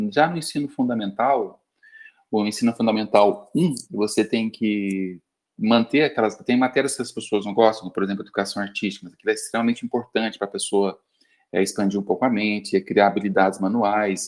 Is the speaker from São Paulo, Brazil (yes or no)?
yes; São Paulo, Brazil; eu sou de São Paulo, aqui em São Paulo